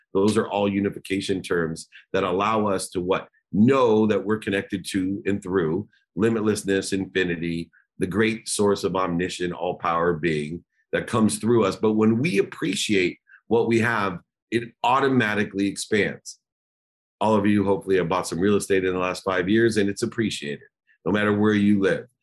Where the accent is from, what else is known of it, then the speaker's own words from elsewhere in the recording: Akron, Ohio, United States; I grew up in Akron, Ohio.